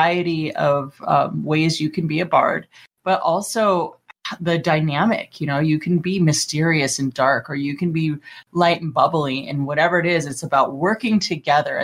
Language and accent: English; Los Angeles, California, United States; I'm from Los Angeles